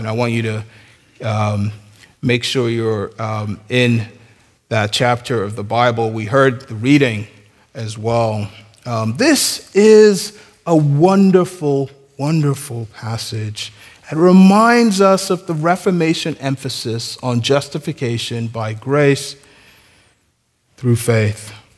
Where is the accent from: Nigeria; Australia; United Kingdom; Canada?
Nigeria; I'm Nigerian